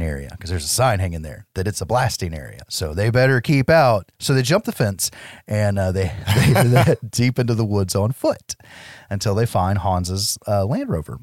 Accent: United States; I'm an American

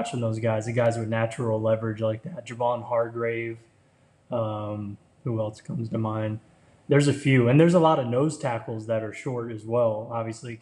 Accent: Florida, United States; I grew up in Florida

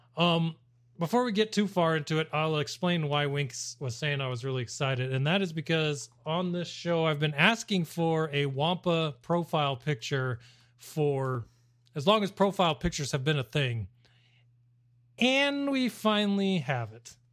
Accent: Arizona, United States; I'm from Arizona

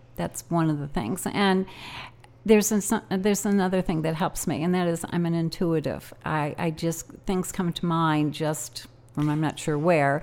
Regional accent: Evanston, Illinois, United States; moved away as an adult; also born or lived in Ohio / New Jersey; I was raised in Evanston, Illinois

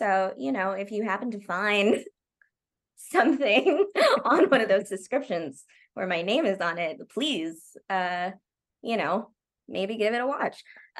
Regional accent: Oklahoma, United States; I'm from Oklahoma.

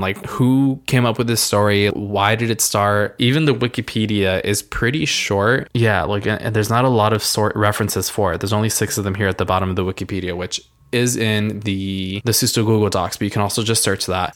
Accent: Rio Grande Valley, South Texas, United States; I'm from the Rio Grande Valley, which is very deep South Texas, and it's always hot here.

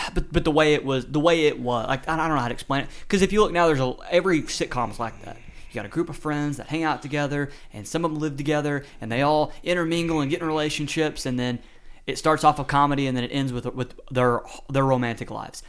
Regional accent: the South, United States; accent: Southern; I have a Southern draw.

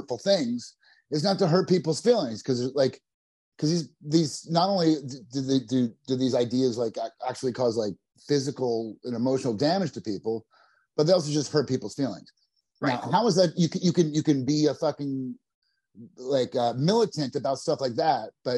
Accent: New Jersey, United States; I'm from New Jersey

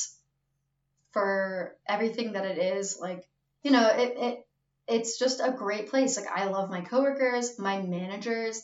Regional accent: Baltimore, Maryland, United States; I'm from Baltimore

